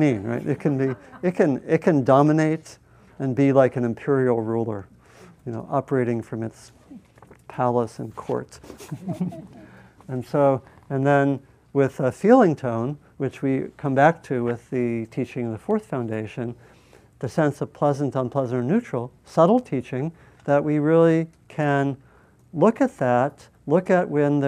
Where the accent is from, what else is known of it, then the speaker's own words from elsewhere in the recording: United States; I'm an American.